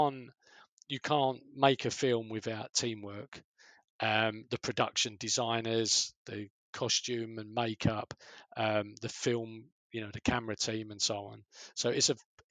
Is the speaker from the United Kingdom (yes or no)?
yes; London, United Kingdom; accent: Cockney; I'm from the East End